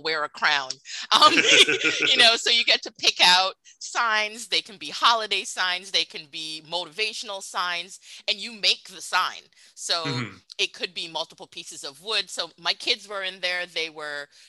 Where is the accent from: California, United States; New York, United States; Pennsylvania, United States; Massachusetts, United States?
New York, United States; moved away as an adult; now in Orlando, United States; I'm from New York